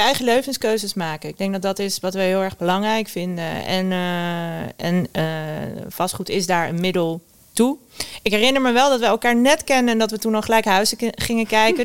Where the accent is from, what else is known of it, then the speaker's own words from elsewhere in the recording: Westland, South Holland, Netherlands; Ik kom uit het Westland, waar, waar alle kassen staan